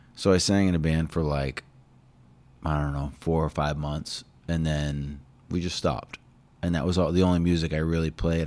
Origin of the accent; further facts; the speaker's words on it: New Hampshire, United States; moved away as an adult; also born or lived in Hull, Massachusetts / Oregon; now in South Shore, Massachusetts, United States; I was born in New Hampshire, and then about fifteen years ago, yeah, maybe a little more. I moved down here